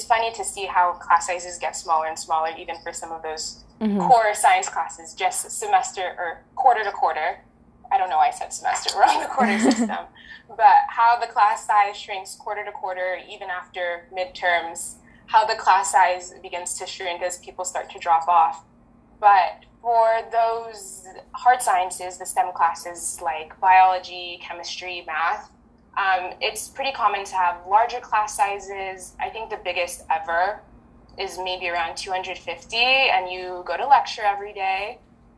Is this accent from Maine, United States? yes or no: no; Southern California, United States; first language French; English is a second language; also born or lived in Geneva, Switzerland; I grew up in Southern California, speaking French